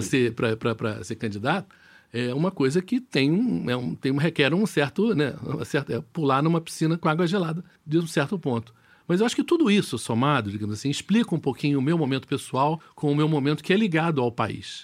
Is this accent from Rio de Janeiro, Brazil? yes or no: yes; Rio de Janeiro, Brazil; moved away; eu sou carioca, adoro o Rio de Janeiro